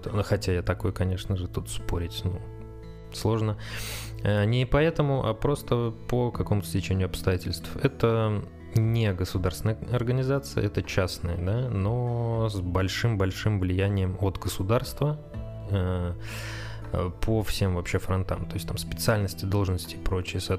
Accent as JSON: {"language": "Russian", "town": "Saratov", "region": "Saratov Oblast", "country": "Russia", "moved": "as an adult", "lives_now": "Moscow, Russia", "said": "Так вот, значит, э, приехал я в Москву из Саратова. Это был, по-моему, был 16-й год. Э, и устроился в аэропорт."}